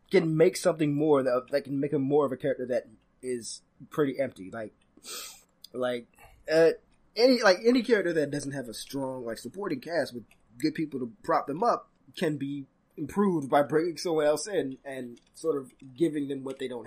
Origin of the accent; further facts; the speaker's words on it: Canada; I'm Canadian. We're very polite